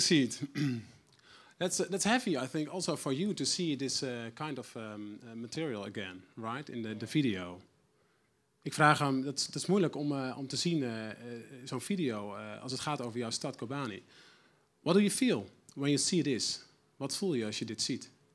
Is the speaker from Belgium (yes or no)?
no; Netherlands; us as Dutch people